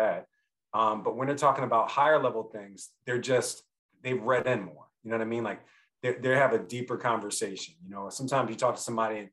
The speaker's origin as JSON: {"language": "English", "town": "Philadelphia", "region": "Pennsylvania", "country": "United States", "said": "I'm from Philly"}